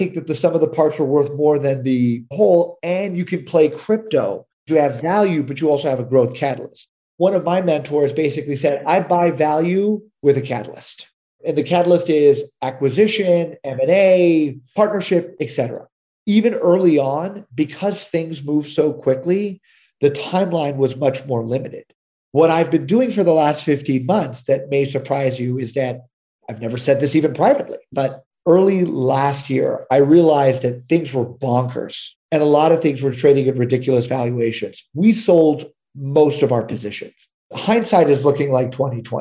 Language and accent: English; Texas, United States; I was born and raised in Texas